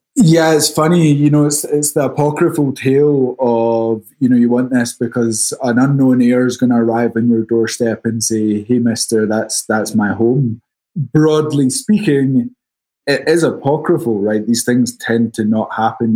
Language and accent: English; Scotland, United Kingdom; accent: Scottish; moved away as an adult; now in New York, United States; I'm originally from Scotland. That's the accent, but I've been in the States for a little over 10 years now, based out of New York.